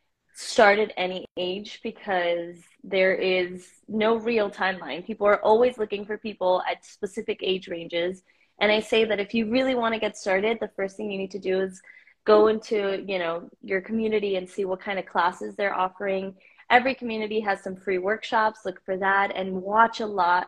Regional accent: Miami, Florida, United States; also born or lived in Mexico; I was born in Mexico and I grew up in Miami

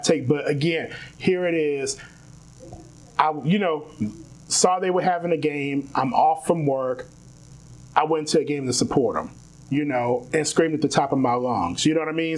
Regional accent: United States

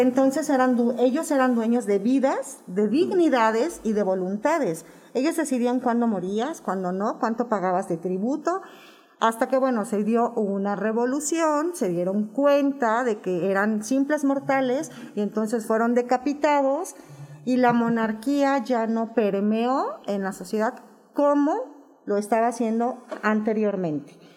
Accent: Mexico; soy una madre mexicana que tiene una hija lesbiana

